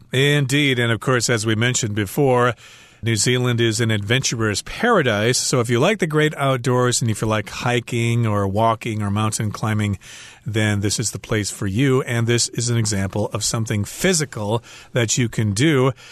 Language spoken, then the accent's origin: English; United States; I'm an American